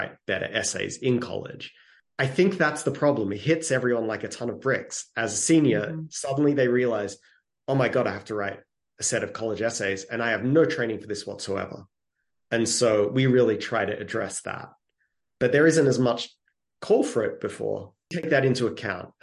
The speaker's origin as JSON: {"language": "English", "country": "Australia", "tie": "born or raised there", "moved": "as an adult", "lives_now": "United States", "said": "I'm from Australia originally, and we had to write, it was called composition. Every single week, we had to write something all through middle school, even before middle school."}